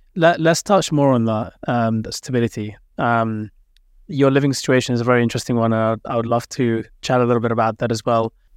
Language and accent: English; London, United Kingdom; also born or lived in Cardiff; I grew up in London, obviously